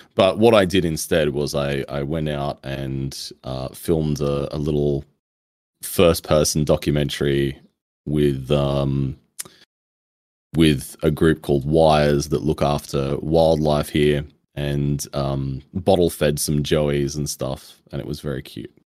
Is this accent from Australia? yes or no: yes; Australia; being Australian